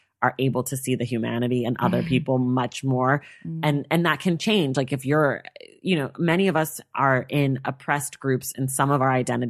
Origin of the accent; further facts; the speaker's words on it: United States; we're both American.